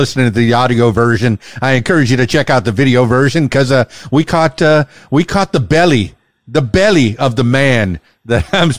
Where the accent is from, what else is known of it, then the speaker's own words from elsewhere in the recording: Miami, Florida, United States; now in Arkansas, United States; Man, I'm born and raised in Miami in the Florida Keys, which is where Keys Dan came from. And boy, you know, I married a hillbilly and followed her all the way up here to Arkansas.